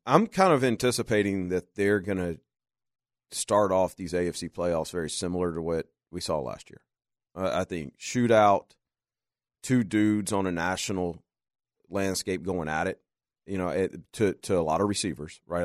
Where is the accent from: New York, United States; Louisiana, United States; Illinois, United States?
Louisiana, United States; moved away; also born or lived in Arkansas; I grew up in Louisiana and Arkansas